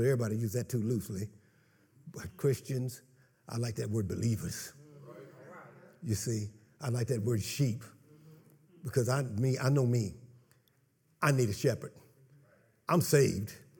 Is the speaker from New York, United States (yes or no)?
no; Kansas, United States; moved away; I come from Kansas, so, you know, pastures are like from here to my house